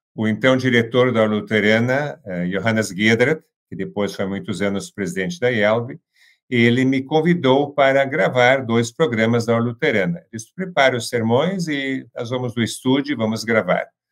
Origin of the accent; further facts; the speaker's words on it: Santa Cruz do Sul, Rio Grande do Sul, Brazil; moved away; also born or lived in São Paulo; voltei aqui para minha cidade natal, Santa Cruz do Sul